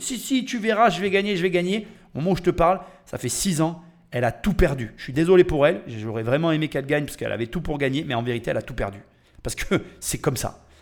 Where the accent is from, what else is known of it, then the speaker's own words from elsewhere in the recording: France; Je suis Français. Nous, les Français